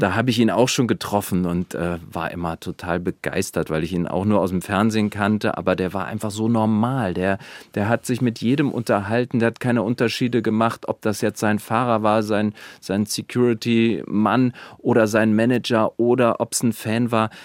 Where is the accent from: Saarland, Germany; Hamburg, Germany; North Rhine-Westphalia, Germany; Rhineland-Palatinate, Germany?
Rhineland-Palatinate, Germany; Volcanic Eifel; now in Wiesbaden, Germany; das ist meine Heimat, dazu stehe ich und es ist sehr ländlich. Ich bin Landei